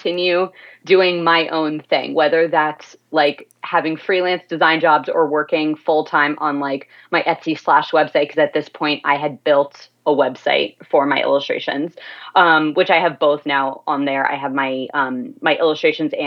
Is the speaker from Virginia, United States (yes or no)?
yes; Virginia, United States; like I am, like not far from where I'm from